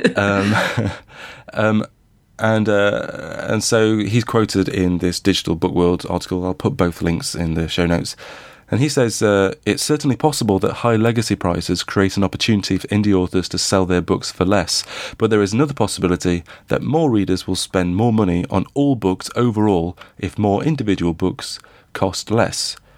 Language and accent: English; Midlands, United Kingdom; I grew up in the Midlands.